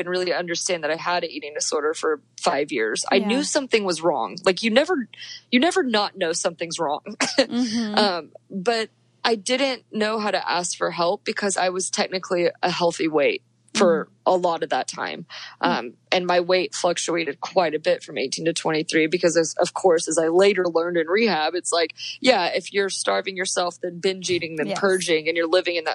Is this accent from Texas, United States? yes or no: yes; Dallas, Texas, United States; now in Colorado, United States; I grew up in Dallas, Texas